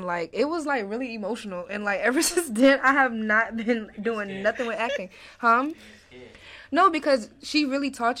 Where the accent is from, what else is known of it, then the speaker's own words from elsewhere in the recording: Jamaica; I'm Jamaican